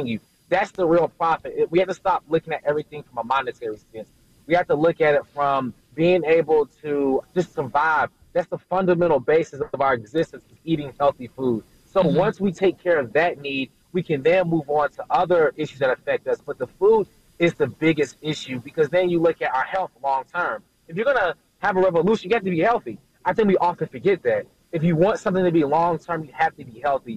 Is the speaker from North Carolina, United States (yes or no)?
yes; Durham, North Carolina, United States; also born or lived in Greensboro, North Carolina; I'm actually from Durham, North Carolina, where we started the idea for the farm